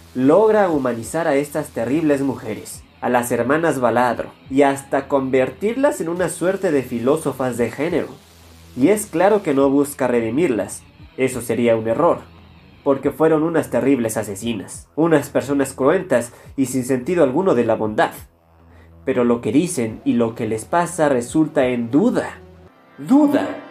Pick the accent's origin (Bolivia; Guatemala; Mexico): Mexico; los mexicanos